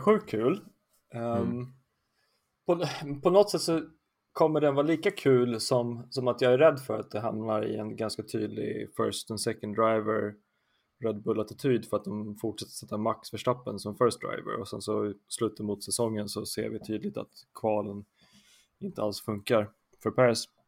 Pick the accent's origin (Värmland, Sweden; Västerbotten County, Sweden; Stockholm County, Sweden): Stockholm County, Sweden; Stockholm; har vuxit upp i Stockholm, huvudstaden, på gott och ont. från Södermalm